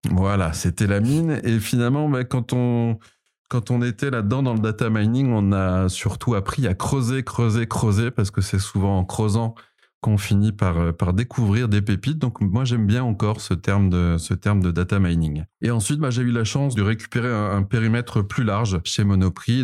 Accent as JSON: {"language": "French", "town": "Paris", "region": "Île-de-France", "country": "France", "also_born_or_lived": "Montreal, Canada", "accent": "Parisian", "said": "Ensuite, je suis revenu à Paris. Donc, j'ai changé mon accent. Mon accent a, repris cet accent euh, parisien que vous entendez aujourd'hui"}